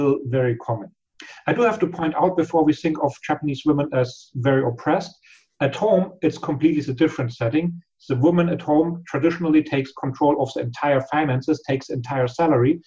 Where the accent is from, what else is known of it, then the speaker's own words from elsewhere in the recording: Germany; We Germans